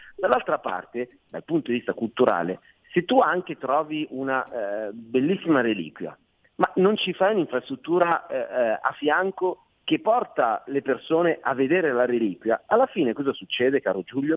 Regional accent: Milan, Lombardy, Italy; non sono veneziano, sono milanese

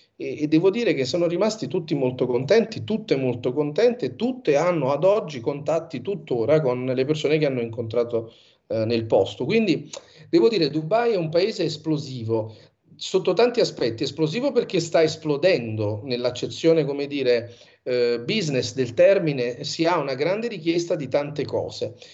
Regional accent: Sorrento, Campania, Italy; moved away as an adult; also born or lived in New York, United States; Io sono di Sorrento e la mia famiglia

